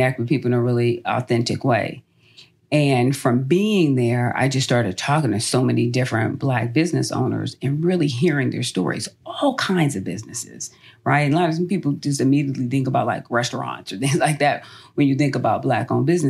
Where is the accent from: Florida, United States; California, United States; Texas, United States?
California, United States; Los Angeles; moved away as an adult; now in Atlanta, United States; I'm born and raised in Los Angeles.